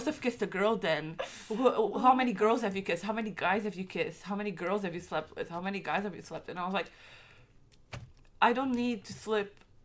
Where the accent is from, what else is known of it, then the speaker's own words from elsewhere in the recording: Portugal; I'm from Portugal, and my country's very Catholic